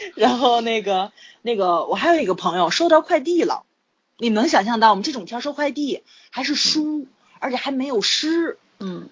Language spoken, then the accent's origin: Chinese; Tianjin, China; accent: Tianjin dialect; 就我们六纬路、八纬路那一块儿，就是离海河很近嘛